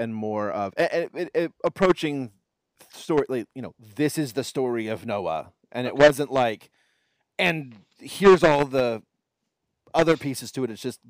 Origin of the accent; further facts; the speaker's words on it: Houston, Texas, United States; I grew up in Houston. I spent until I graduated from high school. I lived in Houston.